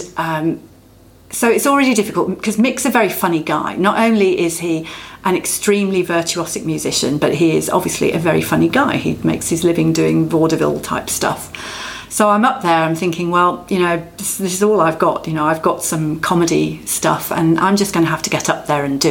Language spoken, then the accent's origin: English; England, United Kingdom; accent: English; now in Australia; my English accent